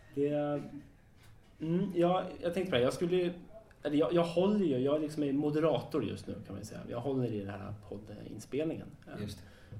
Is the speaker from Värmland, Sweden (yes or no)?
no; Sundbyberg, Stockholm County, Sweden; i Sundbyberg, där jag kommer ifrån